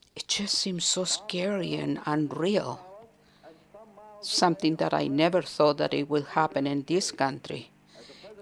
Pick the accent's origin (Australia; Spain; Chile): Chile; Santiago, Santiago Metropolitan Region; moved away as an adult; now in United States; I was born in Santiago de Chile. I've been here for 46 years and a citizen of the United States for 43 years